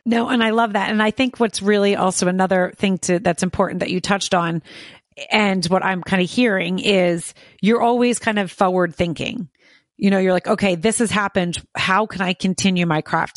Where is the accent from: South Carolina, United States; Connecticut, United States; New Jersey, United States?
New Jersey, United States; outside of Philadelphia; I grew up in New Jersey as well, but outside of Philadelphia